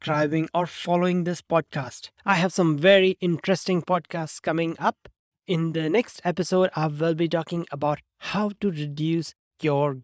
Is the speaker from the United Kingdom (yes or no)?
no; India; moved away; I grew up in India